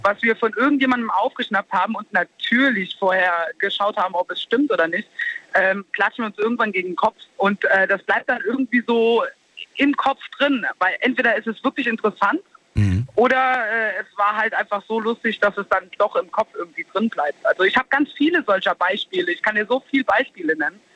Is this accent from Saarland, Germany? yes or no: yes; Saarland, Germany; bei uns im Saarland